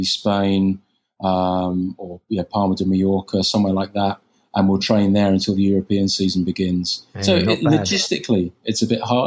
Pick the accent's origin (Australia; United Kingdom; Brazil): United Kingdom; moved away; I'm British